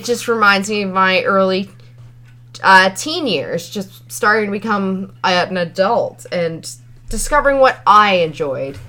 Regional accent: Ontario, Canada; I was from Ontario

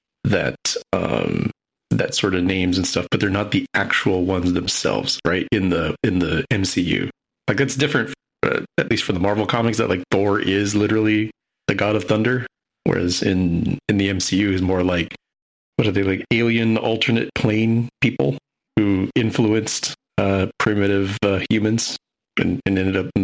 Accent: United States

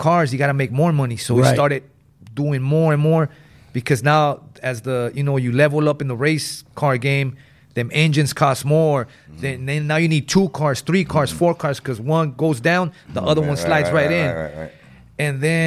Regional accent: Los Angeles, California, United States; growing up in West Adams

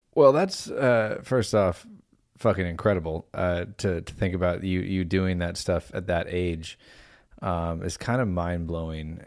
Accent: United States; we're an American man

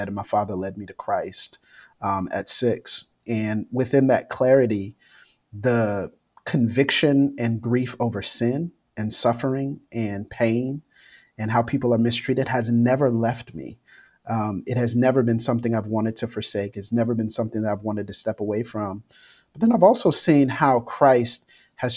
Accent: Florida, United States; growing up in Florida

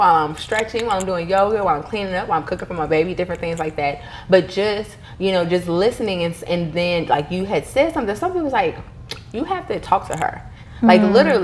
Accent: Chicago, Illinois, United States; also born or lived in Mississippi; I grew up splitting my time between Chicago and Mississippi

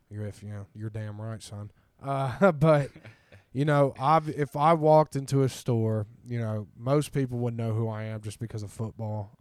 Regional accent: Ironton, Ohio, United States; moved away as an adult; also born or lived in Atlanta, Georgia; now in Columbus, United States; I am from Ironton, Ohio. Went to Ironton High School.

